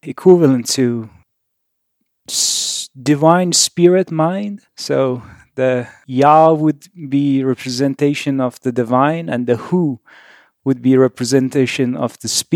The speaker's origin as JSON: {"language": "English", "town": "Tehran", "region": "Tehran Province", "country": "Iran", "tie": "born or raised there", "said": "I was born in Iran, Tehran, middle of Iran-Iraq war"}